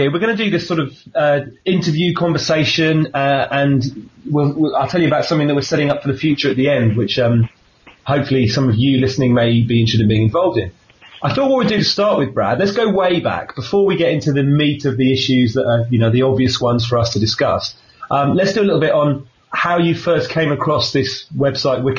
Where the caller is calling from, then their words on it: Sydney, New South Wales, Australia; I'm I'm speaking from Sydney, Australia